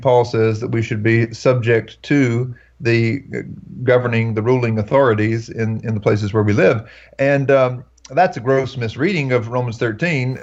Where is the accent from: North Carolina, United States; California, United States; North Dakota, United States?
North Carolina, United States; I grew up here in North Carolina and uh, was raised Baptist in North Carolina